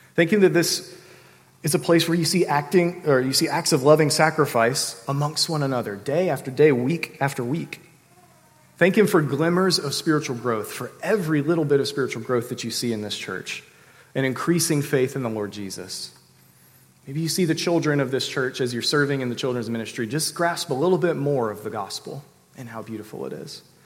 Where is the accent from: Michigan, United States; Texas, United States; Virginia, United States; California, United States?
Virginia, United States; Sterling; I grew up in the Washington, D.C. suburbs in Sterling, Virginia